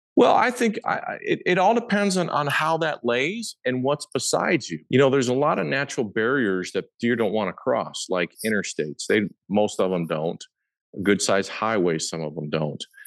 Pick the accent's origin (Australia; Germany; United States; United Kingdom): United States; Papillion, Nebraska; I was born and raised in Papillion, Nebraska, which is a suburb of Omaha